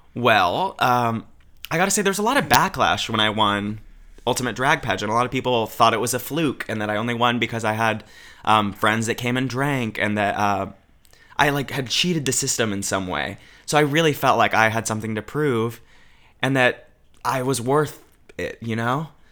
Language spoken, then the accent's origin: English; Albany, Oregon, United States; growing up in Oregon